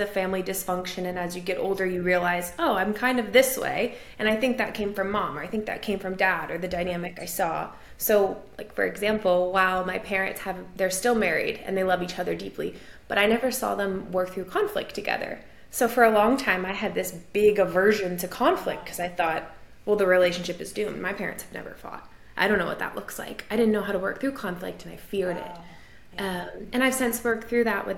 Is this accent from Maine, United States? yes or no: yes; Maine, United States; moved away as an adult; also born or lived in New Hampshire / Connecticut / Vermont; now in Nashville, United States; I grew up in Maine. I am now in Nashville, but I grew up in Maine